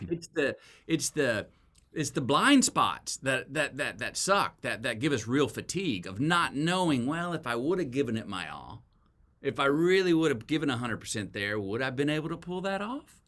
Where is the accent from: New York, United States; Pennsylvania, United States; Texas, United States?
Texas, United States; as a Texan